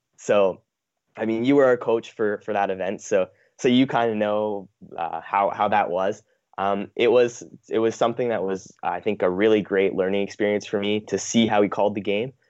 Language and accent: English; Manitoba, Canada; growing up in Manitoba